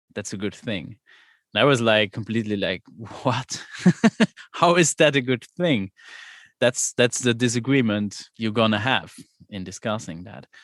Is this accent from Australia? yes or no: no; Luxembourg; I'm from Luxembourg and there is no democratic school in Luxembourg